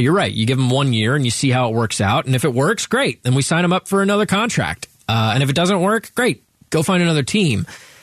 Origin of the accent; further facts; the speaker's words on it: Cleveland, Ohio, United States; moved away; I came from Cleveland